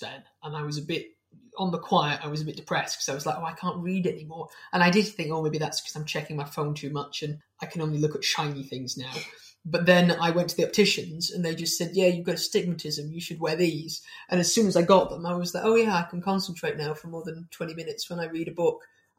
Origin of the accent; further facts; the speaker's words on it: Manchester, North West England, United Kingdom; I'm from Manchester, I don't really sound like it anymore